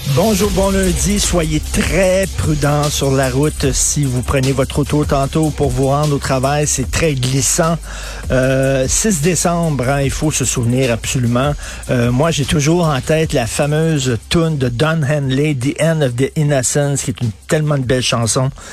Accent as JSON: {"language": "French", "town": "Montreal", "region": "Quebec", "country": "Canada", "tie": "born or raised there", "said": "j'avais une piscine quand j'ai grandi à Verdun"}